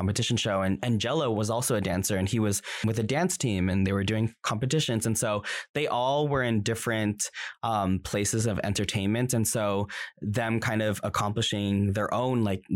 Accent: United States; I'm Filipino American and I can't speak Tagalog

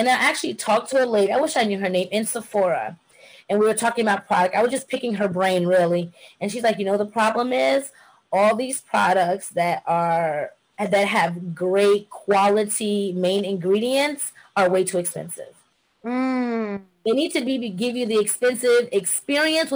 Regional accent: Jamaica; I'm Jamaican, by the way, so I'm very much into being a bush girl.

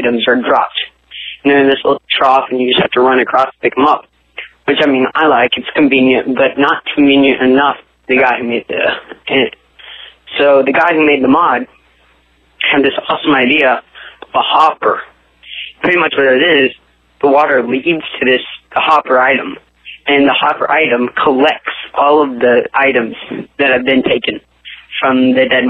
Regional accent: United States; I am American

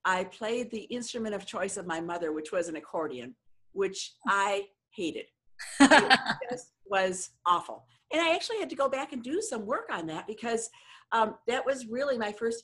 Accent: Ann Arbor, Michigan, United States; moved away; I'm originally from Ann Arbor, Michigan

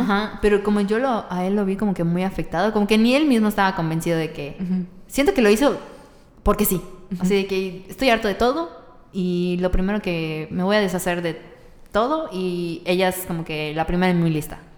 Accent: Mexico; soy mexicana

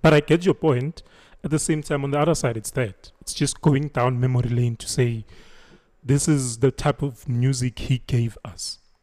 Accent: Thembisa?, Braamfischer, Gauteng, South Africa; Ngikhulele eTopsi. I grew up in Topsonville, like in Bramfisha.

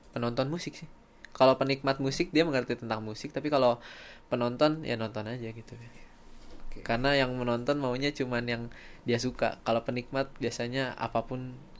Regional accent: Sukabumi, West Java, Indonesia; aku dari Sukabumi

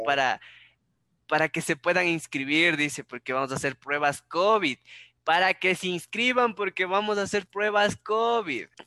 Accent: Ecuador; para mí como ecuatoriano

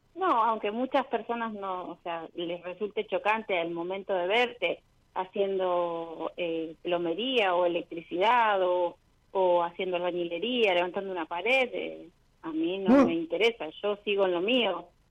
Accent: Rosario, Santa Fe, Argentina; De Rosario.

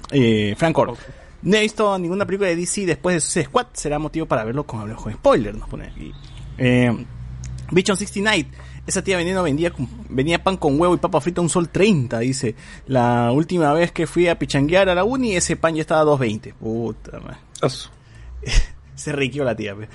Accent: Peru; como buen peruano

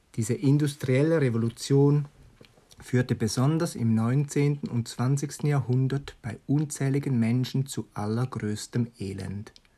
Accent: Switzerland; bei uns in der Schweiz

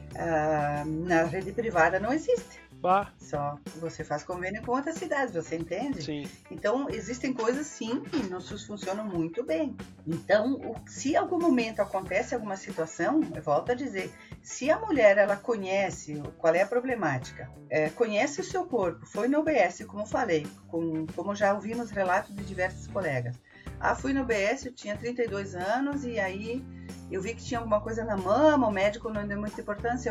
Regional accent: Farroupilha, Rio Grande do Sul, Brazil; eu sou de Farroupilha

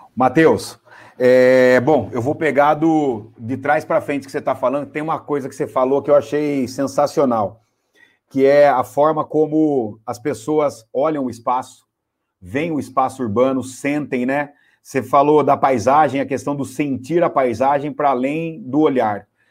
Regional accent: Piracicaba, São Paulo, Brazil; eu sou caipira lá de Piracicaba

